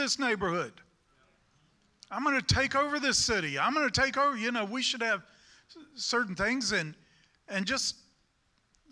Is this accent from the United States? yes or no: yes; United States; I'm a Christian and then I'm an American.